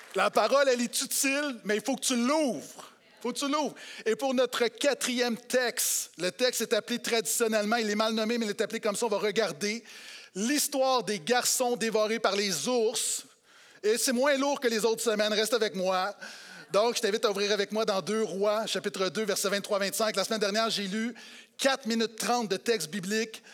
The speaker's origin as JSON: {"language": "French", "region": "Quebec", "country": "Canada", "said": "en tant que Québécois"}